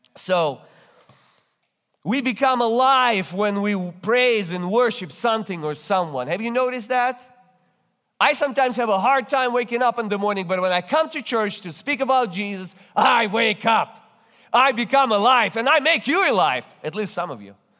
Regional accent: Russia; English is a second language; now in United States; I'm originally come from Russia. That's why you detect this accent

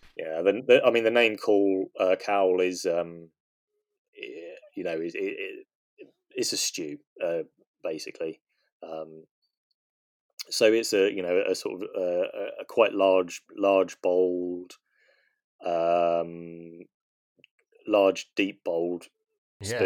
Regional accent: England, United Kingdom; I'm English

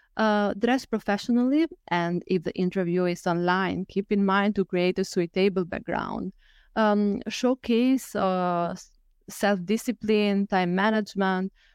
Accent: Albania; moved away as an adult; now in Lisbon, Portugal; I'm from Albania, and currently I live in Lisbon.

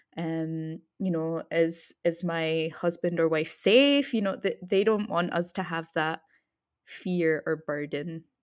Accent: Scotland, United Kingdom; we grew up in Scotland

